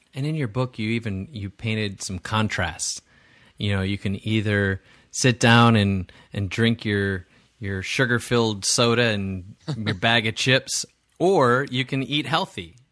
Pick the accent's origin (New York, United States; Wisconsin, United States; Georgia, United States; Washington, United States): Wisconsin, United States; I grew up in Wisconsin